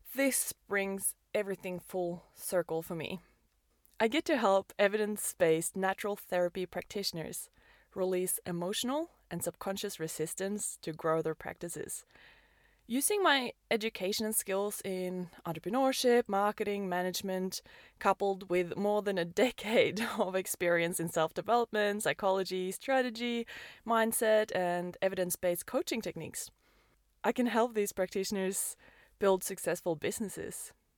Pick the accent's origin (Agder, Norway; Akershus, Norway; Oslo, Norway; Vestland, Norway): Oslo, Norway; moved away as an adult; also born or lived in Perth, Australia; I'm born and raised in Oslo, Norway